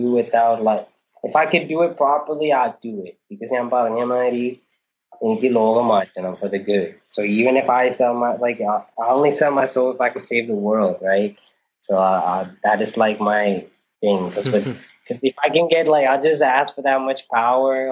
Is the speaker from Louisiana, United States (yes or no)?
yes; New Orleans, Louisiana, United States; moved away as an adult; also born or lived in Thrissur, India / Ooty, India; now in India; I'm from New Orleans